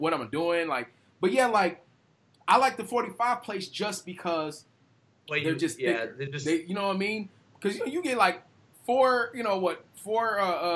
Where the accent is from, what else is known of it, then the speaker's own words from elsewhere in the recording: United States; I'm just being a snobby American